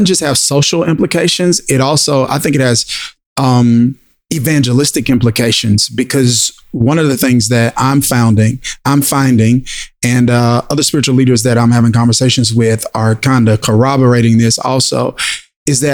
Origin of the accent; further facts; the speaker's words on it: Mississippi, United States; growing up in Mississippi